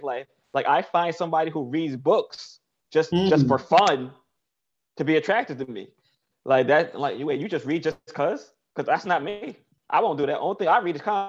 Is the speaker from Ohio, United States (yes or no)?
no; New York City, New York, United States; I come from Best Eye, Brooklyn